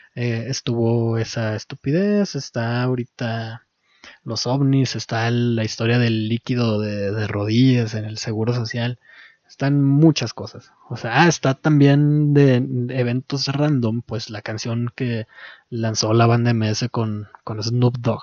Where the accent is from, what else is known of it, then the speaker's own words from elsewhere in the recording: Mexico; como mexicano